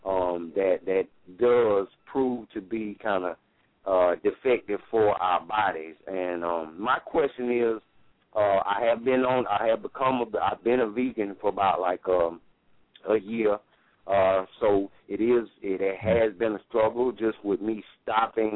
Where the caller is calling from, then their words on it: Greenville, South Carolina, United States; I'm calling from Greenville, South Carolina